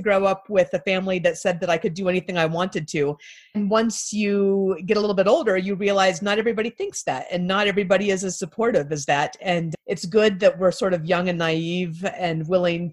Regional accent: Anchorage, Alaska, United States; I grew up in Anchorage, Alaska

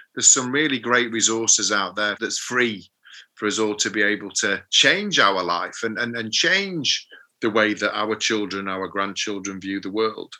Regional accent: Sheffield, Yorkshire and the Humber, United Kingdom; I'm from Sheffield, so we have a phrase in Sheffield about being Mardy.

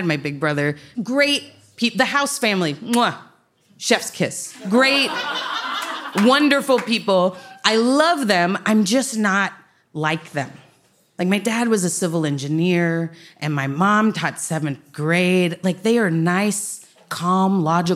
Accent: Dallas, Texas, United States; also born or lived in Austin, Texas; I'm from Dallas

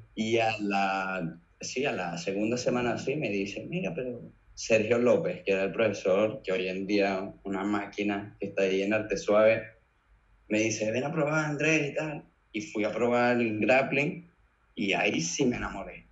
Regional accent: Caracas, Capital District, Venezuela; moved away as an adult; now in Mallorca, Spain; Crecí en el Marqués, en Caracas

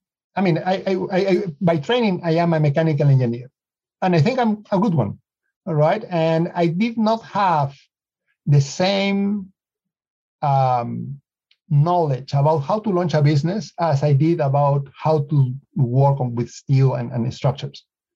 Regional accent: Lima, Peru; now in United States; Well, Lima's in the coast. And so right now we are in summer, so people are going to the beach.

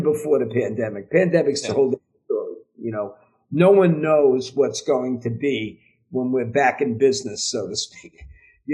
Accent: New York, United States; from New York

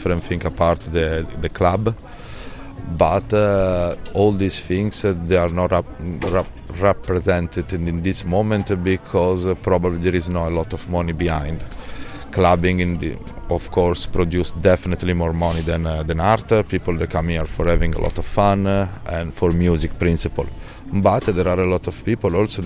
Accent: Milan, Lombardy, Italy; accent: Italian; English is a second language; moved away as an adult; now in Ibiza, Spain; I'm living in Ibiza from 12 years, but I come from Milan. I was born in Milan

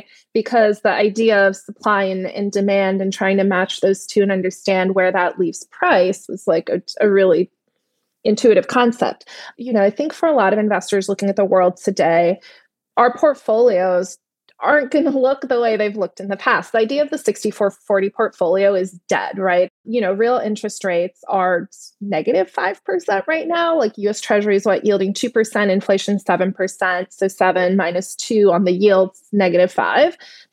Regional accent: Netherlands; English is a second language; And my family is from Turkey. I grew up in the Netherlands, traveled a lot, lived in a lot of different places around the world.

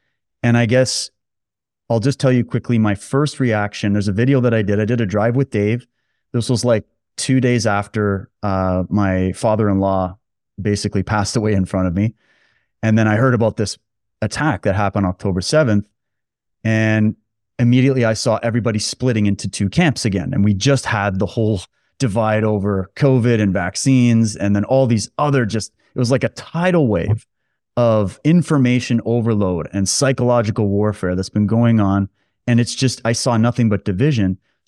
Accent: Canada; I'm not a Jewish person. I'm not a Muslim person. I'm just a Canadian guy born and raised here.

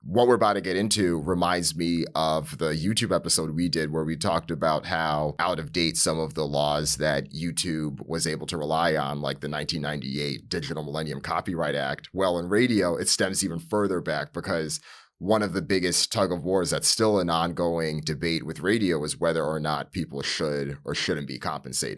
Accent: Northeast, United States; as someone that grew up in the Northeast

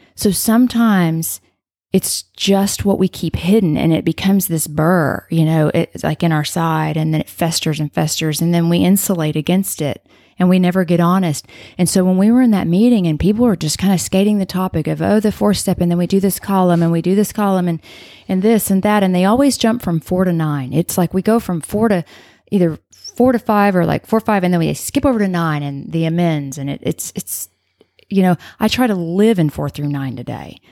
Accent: Arlington, Texas, United States; now in Coppell, United States; I'm from Arlington, but I live there

